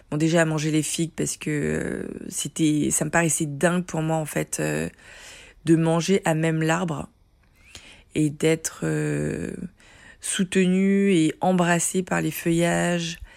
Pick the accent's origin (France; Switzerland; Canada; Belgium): France; Paris, Île-de-France; born there; je suis née en 1977 à Paris, où je vis encore